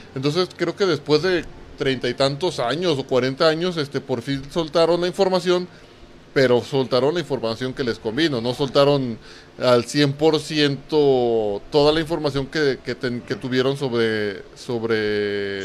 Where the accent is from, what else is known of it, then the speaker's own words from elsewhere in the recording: Mexico; nosotros como mexicanos